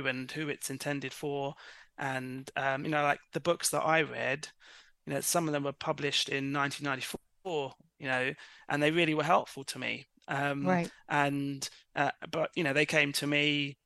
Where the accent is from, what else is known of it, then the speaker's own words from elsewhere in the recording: London, United Kingdom; I was born in London